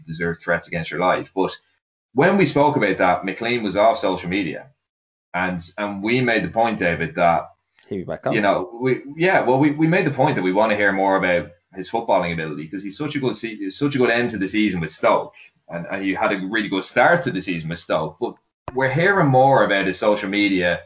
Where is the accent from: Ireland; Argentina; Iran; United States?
Ireland; me being an Irish fan and an Irish writer